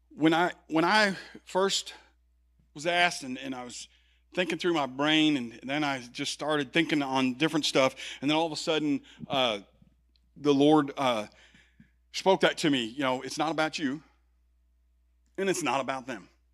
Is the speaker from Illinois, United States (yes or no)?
yes; Chicago, Illinois, United States; I'm from Chicago